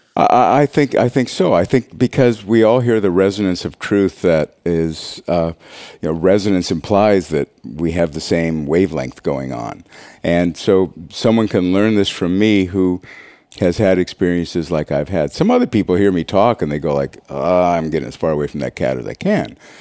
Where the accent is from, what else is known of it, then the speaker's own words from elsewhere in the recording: Montana, United States; I'm from Montana. I was raised on a farm